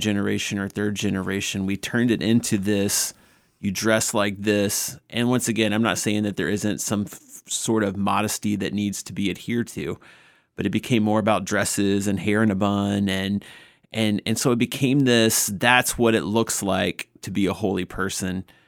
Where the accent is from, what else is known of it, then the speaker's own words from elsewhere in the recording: Northwest Georgia, United States; I grew up in Northwest Georgia, a small church